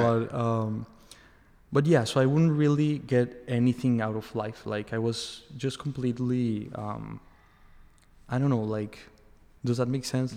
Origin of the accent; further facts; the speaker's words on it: Mexico; moved away as an adult; also born or lived in Boston / Australia; now in Miami, United States; I'm from Mexico. I was born there and I, I lived uh, for most of my life there.